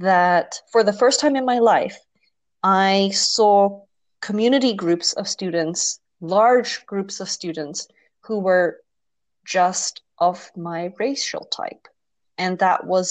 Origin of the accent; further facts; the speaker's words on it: Netherlands; growing up in Holland